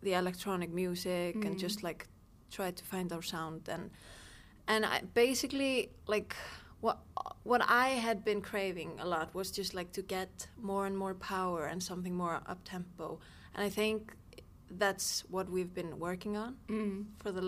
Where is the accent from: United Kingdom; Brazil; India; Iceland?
Iceland; Hafnarfjörður; also born or lived in Akranes; I grew up in Hafnarfjörður and Akranes. Hafnarfjörður is basically a part of the city, Reykjavik